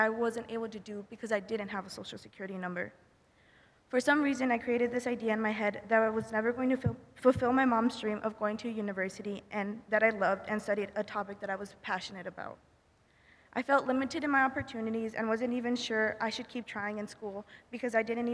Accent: United States; also born or lived in Martinez de la Torre, Veracruz, Mexico; When I was 6 months old, my mother brought me to the United States to secure a better future for me

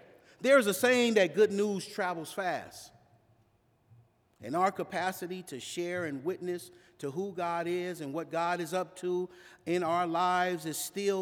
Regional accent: Los Angeles, California, United States; growing up in South

